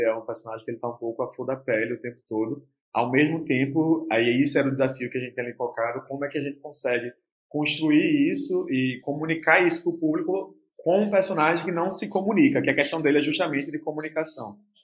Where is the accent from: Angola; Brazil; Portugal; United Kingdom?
Brazil; Olinda, Pernambuco; é o bairro onde eu cresci também. É, eu passei a minha infância, adolescência toda ali nessa periferia de Olinda